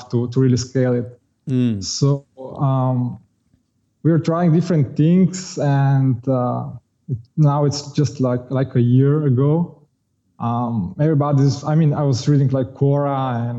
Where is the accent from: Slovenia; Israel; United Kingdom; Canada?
Slovenia; I'm originally from Slovenia.